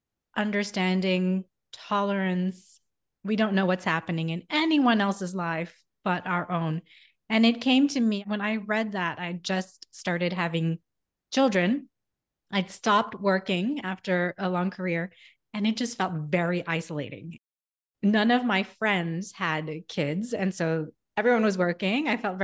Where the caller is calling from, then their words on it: Miami, Florida, United States; I'm in Miami also.